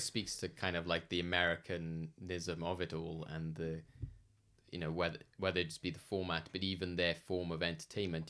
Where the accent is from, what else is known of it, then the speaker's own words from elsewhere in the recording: United Kingdom; somebody British